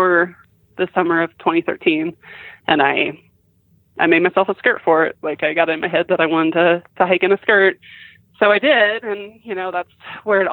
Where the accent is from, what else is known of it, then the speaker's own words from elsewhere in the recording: Minnesota, United States; My home, I grew up in Minnesota